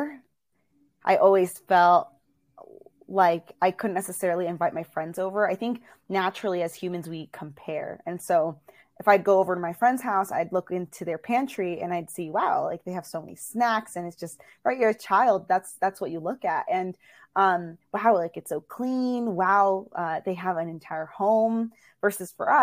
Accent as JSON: {"language": "English", "region": "Virginia", "country": "United States", "tie": "born or raised there", "also_born_or_lived": "Illinois", "said": "I was born in Illinois, and then we moved over to Virginia, and that's where I was raised."}